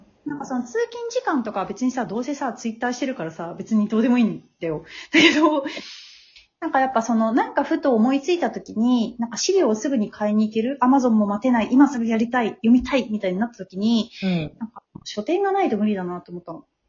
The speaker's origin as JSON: {"language": "Japanese", "region": "Tokyo", "country": "Japan", "tie": "born or raised there", "also_born_or_lived": "Saitama / Nishi-Funabashi", "said": "なんか私東京生まれ東京育ちなんだけど"}